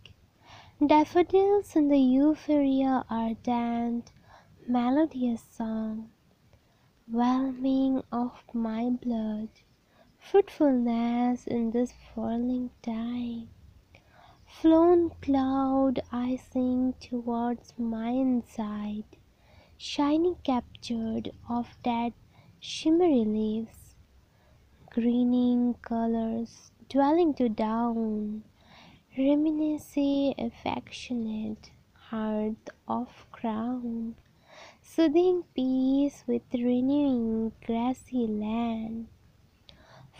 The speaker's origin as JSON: {"language": "English", "town": "Haflong", "region": "Assam", "country": "India", "said": "from Haflong, Assam."}